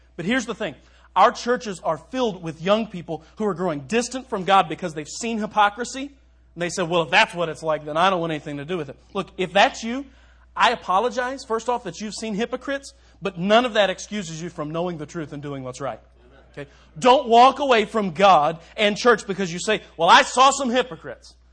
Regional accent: Louisville, Kentucky, United States; moved away as an adult; now in Minster, United States; Louisville, my hometown

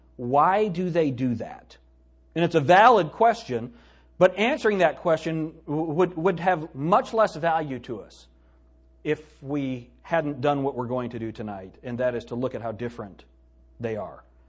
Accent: United States; I'm an American.

